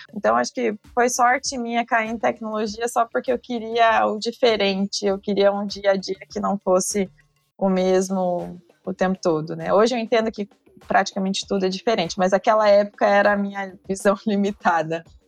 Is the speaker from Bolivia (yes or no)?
no; Brazil; como brasileiros